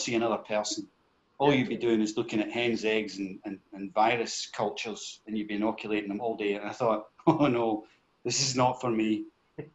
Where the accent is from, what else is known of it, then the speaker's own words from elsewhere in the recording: Glasgow, Scotland, United Kingdom; I'm a Glasgow boy, born and raised in Govan.